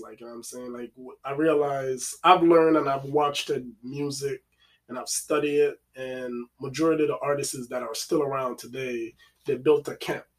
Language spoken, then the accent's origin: English; Jamaica; moved away; originally, I was born and raised in Waltham, Waltham, Jamaica. So, okay. And then uh, went to Bulbia. That's where I was raised.